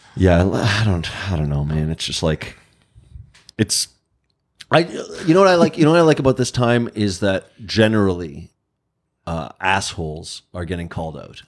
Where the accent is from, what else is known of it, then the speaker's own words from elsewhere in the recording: Canada; I'm Canadian